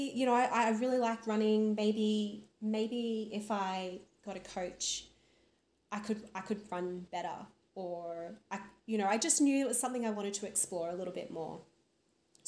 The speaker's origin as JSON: {"language": "English", "town": "Brisbane", "region": "Queensland", "country": "Australia", "moved": "as an adult", "lives_now": "Queensland, Australia", "said": "I'm originally from Brisbane. Now live on a lovely rural property about 3 hours northwest of Brisbane"}